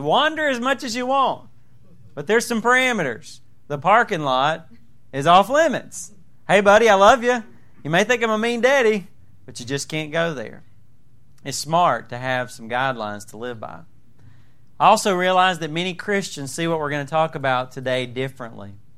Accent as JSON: {"language": "English", "region": "Southern", "country": "United States", "accent": "Southern", "said": "my Southern accent"}